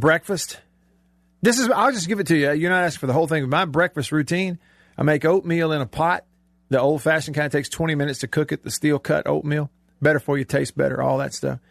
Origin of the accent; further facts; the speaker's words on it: Alabama, United States; I grew up in Alabama